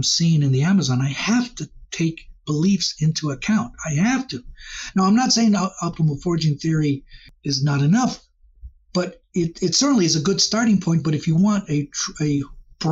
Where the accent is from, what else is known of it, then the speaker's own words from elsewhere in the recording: Costa Rica; now in Rock Hill, United States; as a child growing up in Costa Rica